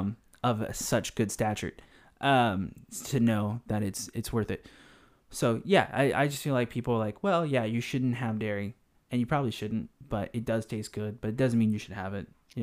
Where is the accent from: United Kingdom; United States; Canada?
United States; California; So the average crackhead in the Bay Area, and we're taking this because we're actually from the Bay Area, is probably a good 10 miles per hour.